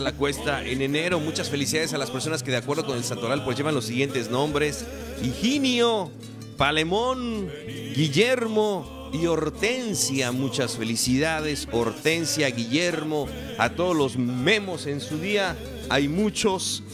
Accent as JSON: {"language": "Spanish", "region": "Campeche", "country": "Mexico", "tie": "born or raised there", "said": "de toda la gente que nacimos y que vivimos en esta región, los, de, los que somos de Campeche"}